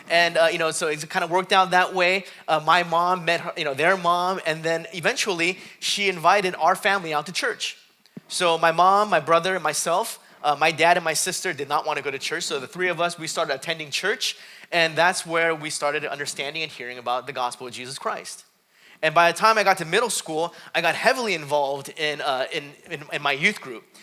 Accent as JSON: {"language": "English", "country": "South Korea", "tie": "born there", "said": "I was born in Korea. Uh, both my dad's side and my mom's side, they, were, eh, they were Buddhists. So I remember as a young kid, we'd go to Buddhist temples."}